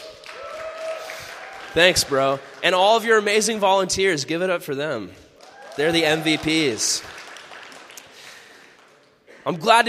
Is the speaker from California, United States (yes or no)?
yes; California, United States; I'm a Californian. I talk like a normal person